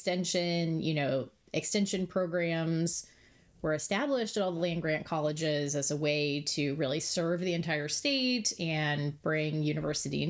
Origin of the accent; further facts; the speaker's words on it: Indiana, United States; moved away as an adult; also born or lived in Michigan / Tillamook, Oregon; now in Oregon, United States; I am from the Midwest originally. I grew up in Indiana